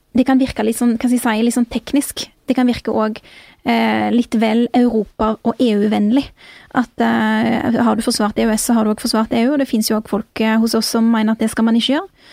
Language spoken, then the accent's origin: Norwegian; Bjørheimsbygd, Rogaland, Norway; jeg vokste opp i Bjørheimsbygd